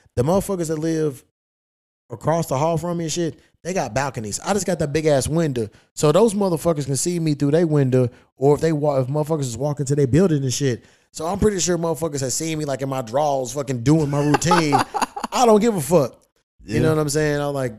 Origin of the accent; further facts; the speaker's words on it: Kentucky, United States; I'm from Kentucky. You know, that's my shit.